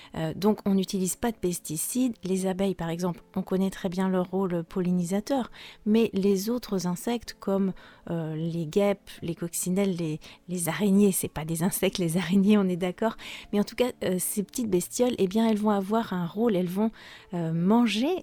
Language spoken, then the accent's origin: French; France; je suis française